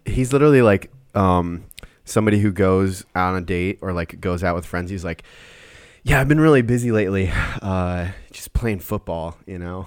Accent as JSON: {"language": "English", "region": "Minnesota", "country": "United States", "said": "I'm from Minnesota"}